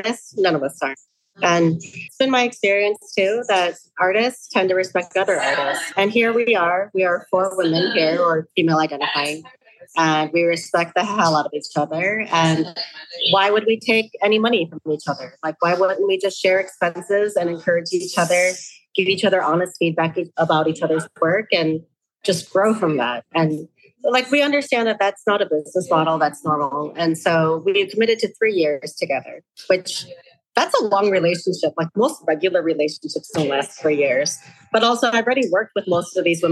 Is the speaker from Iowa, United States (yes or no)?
no; Chicago, Illinois, United States; also born or lived in Los Angeles; now in Minneapolis, United States; I was born and raised in Chicago and I moved here from